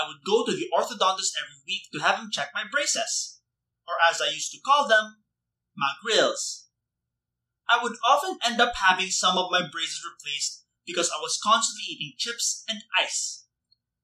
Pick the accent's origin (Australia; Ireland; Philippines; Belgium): Philippines; people didn't know I was Filipino.